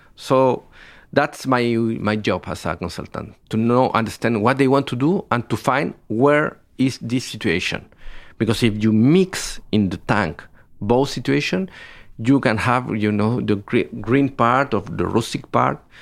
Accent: Biobío, Chile; I am from the south of Chile. I was born in Biobío.

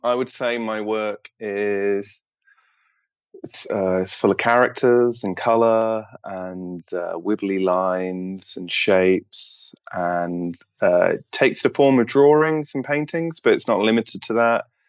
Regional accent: United Kingdom; as a British person

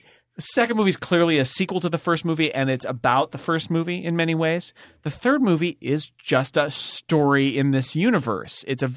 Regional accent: Sonora, California, United States; now in Mill Valley, United States; I grew up in Sonora, California, and they built Hill Valley, and now I live in Mill Valley, which is even more confusing.

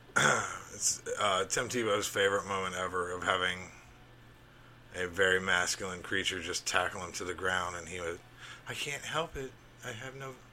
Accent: Alabama, United States; I grew up in Alabama

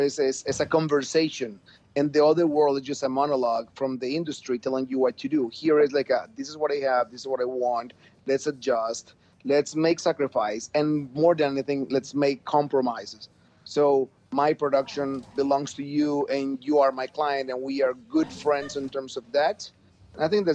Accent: Manizales, Caldas, Colombia; moved away as an adult; So we came back to Colombia, to my hometown, which is called Manizales.

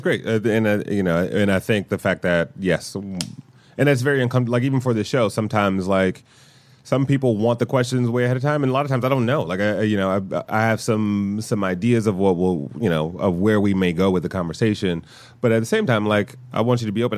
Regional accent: Detroit, Michigan, United States; I'm from Detroit

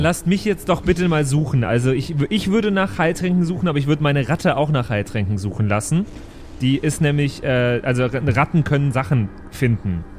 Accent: Wesel, North Rhine-Westphalia, Germany; Ich kann zwar nicht gut bayerisch, weil ich bin aus Wesel

